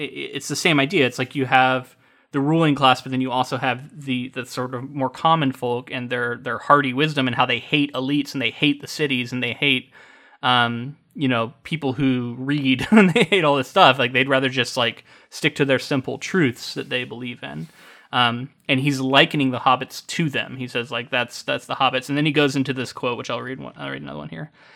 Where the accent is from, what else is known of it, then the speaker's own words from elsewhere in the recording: United States; as an American